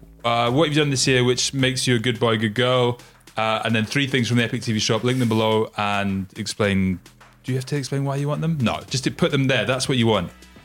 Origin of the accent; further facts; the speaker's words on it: Scotland, United Kingdom; I am actually Scottish, even though the people don't believe me that I am Scottish.